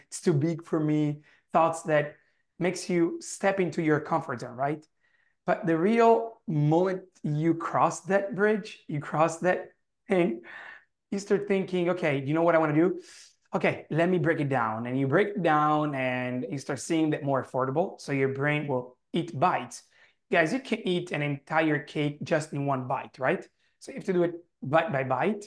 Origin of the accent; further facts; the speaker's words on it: Italy; accent: heavy Italian; English is a second language; my heavy Italian accent